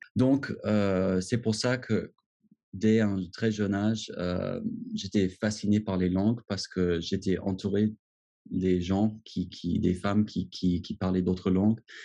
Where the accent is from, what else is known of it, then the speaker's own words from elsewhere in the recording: Washington, United States; French is a second language; moved away as an adult; now in France; je suis né à Washington. je suis donc anglo-américain.